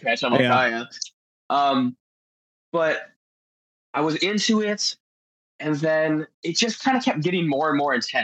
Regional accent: Marco Island, Florida, United States; I'm from Marco Island, Florida, born and raised, one of the few that can say that.

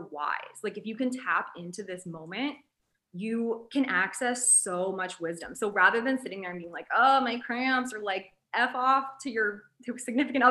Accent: United States; we're from America

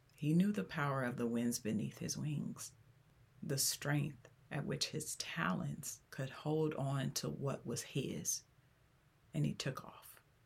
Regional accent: Los Angeles, California, United States; I was born and raised in South Central Los Angeles.

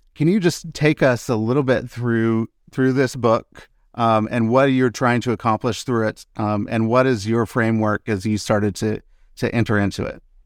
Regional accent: Seattle, Washington, United States; I grew up in the Pacific Northwest in the Seattle area

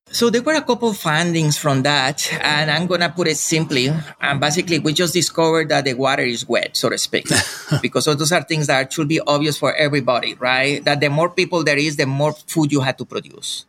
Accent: Colombia; moved away; Growing up in Colombia

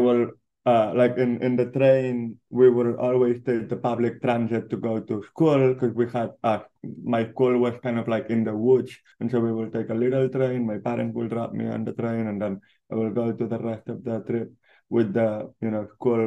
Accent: Barcelona, Catalonia, Spain; now in Los Angeles, United States; born and raised in Barcelona

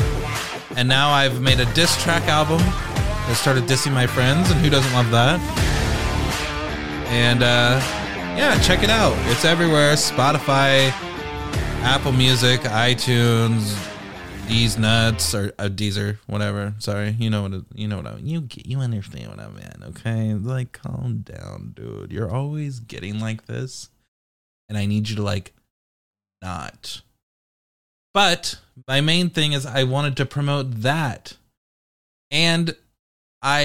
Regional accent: United Kingdom; Cancelled with 2 L's because I'm British

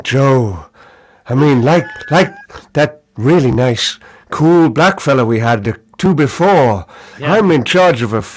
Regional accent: Liverpool, North West England, United Kingdom; accent: Liverpool, northern; my accent, it's quite measured, but it's patently northern. It's not very strong as Liverpool accents go

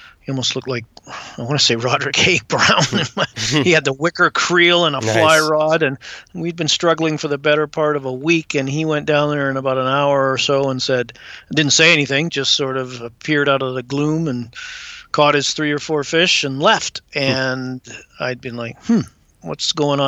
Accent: Vancouver Island, British Columbia, Canada; also born or lived in England; Emigrated to Canada when I was 7 and grew up in British Columbia, primarily on Vancouver Island

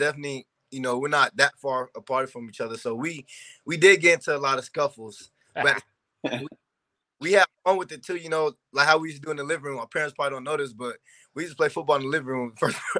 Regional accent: Orlando, Florida, United States; moved away as an adult; we grew up in Orlando, Florida. That's our hometown.

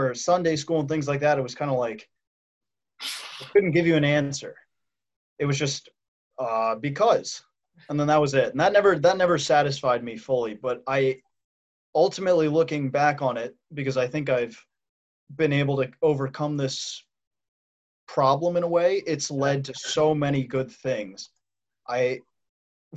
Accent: Washington, District of Columbia, United States; my journey with God has to have started out with growing up in Washington, D.C.

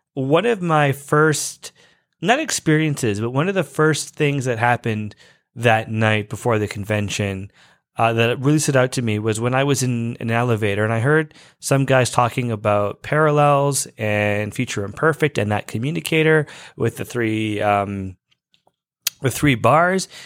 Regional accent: Canada; now in Toronto, Canada; I am Canadian and I'm actually in Toronto

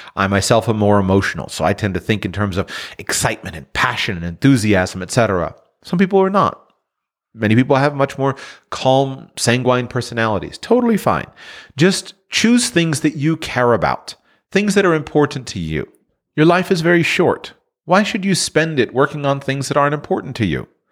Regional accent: South Florida, United States; I'm born and raised in South Florida

